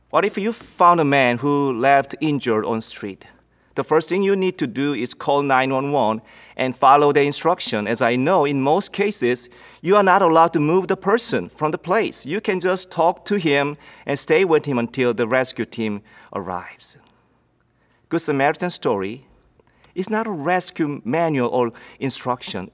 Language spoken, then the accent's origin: English; South Korea; English is a second language; moved away as an adult; now in United States; When I lived in Korea